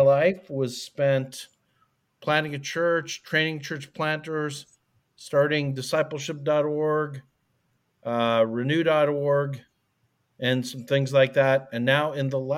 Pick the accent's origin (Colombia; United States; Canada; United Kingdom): Canada; Calgary, Alberta; moved away; I grew up in Calgary, Alberta, Canada